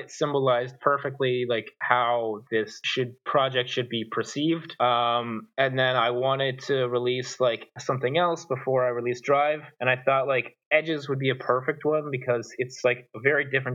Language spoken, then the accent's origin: English; Canada; I'm Canadian